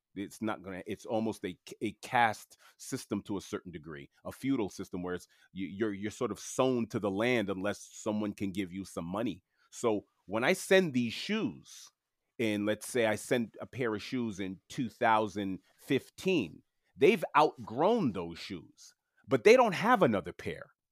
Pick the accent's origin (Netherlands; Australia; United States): United States; New York City, New York; first language French; English is a second language; I was born and raised in, uh, Queens, New York, in New York City